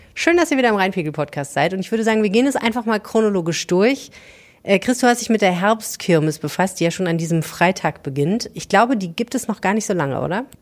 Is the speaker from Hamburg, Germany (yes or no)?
yes; Hamburg, Germany; now in Düsseldorf, Germany; ich kenne das aus Hamburg, ich bin ja Hamburgerin